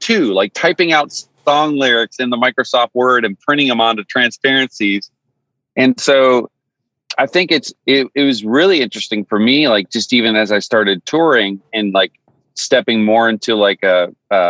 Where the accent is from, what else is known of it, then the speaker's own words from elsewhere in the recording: Newfoundland and Labrador, Canada; moved away as an adult; I grew up in Newfoundland, Canada. And so I lived there for 20 years, born and raised.